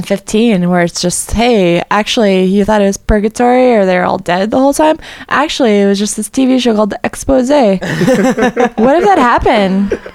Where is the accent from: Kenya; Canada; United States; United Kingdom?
United States; Miami, Florida; I'm from South Florida.